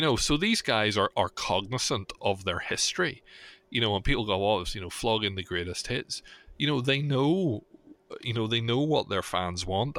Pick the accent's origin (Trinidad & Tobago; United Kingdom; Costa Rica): United Kingdom; Belfast, Northern Ireland; my hometown